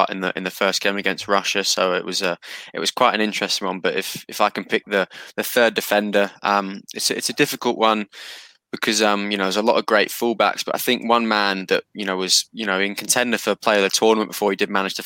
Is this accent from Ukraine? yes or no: no; Newcastle upon Tyne, North East England, United Kingdom; as a Geordie